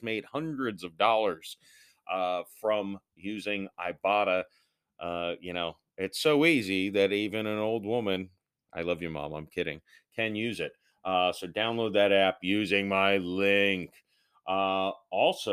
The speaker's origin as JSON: {"language": "English", "town": "St. Petersburg", "region": "Florida", "country": "United States", "tie": "born or raised there", "said": "I was born in St. Petersburg, Florida, and I still live here"}